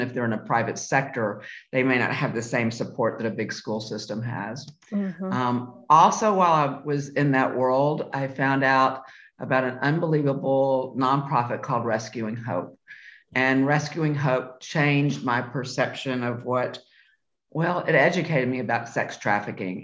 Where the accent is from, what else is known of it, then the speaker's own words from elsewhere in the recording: Memphis, Tennessee, United States; moved away; I was born and raised in Memphis, Tennessee.